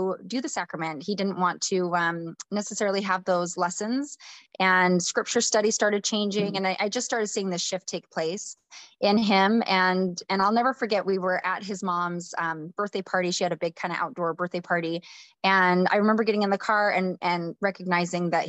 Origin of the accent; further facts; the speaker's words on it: North Idaho, United States; I grew up in a small farm town, born and raised in the church. My husband and I met at school, University of Idaho. We're from North Idaho area